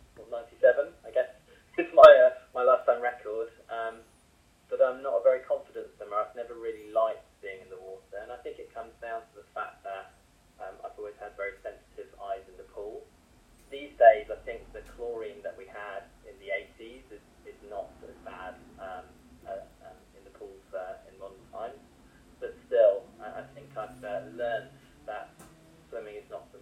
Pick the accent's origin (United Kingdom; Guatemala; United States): United Kingdom; Norfolk, East of England; I grew up in Norfolk, and my father is Indian and my mother is German